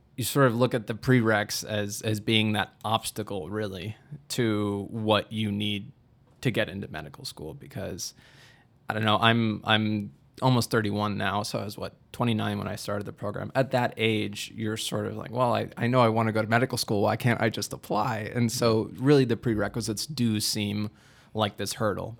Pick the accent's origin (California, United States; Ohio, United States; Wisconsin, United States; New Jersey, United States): Wisconsin, United States; Milwaukee; moved away as an adult; now in Dubuque, United States; I'm from Milwaukee originally